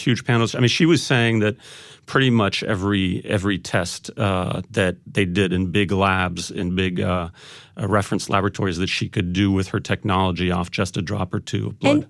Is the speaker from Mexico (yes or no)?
no; Paris, Île-de-France, France; I'm, I'm half French. I grew up in Paris